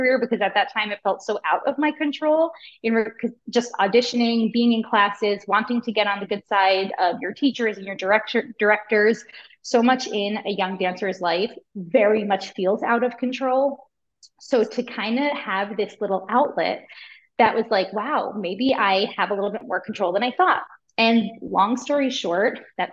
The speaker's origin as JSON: {"language": "English", "area": "Long Island", "region": "New York", "country": "United States", "said": "I'm from Long Island"}